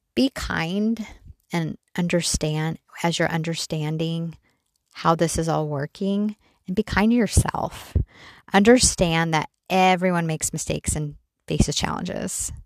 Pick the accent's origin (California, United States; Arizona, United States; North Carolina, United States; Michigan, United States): Arizona, United States; Mesa; We grew up in Mesa, Arizona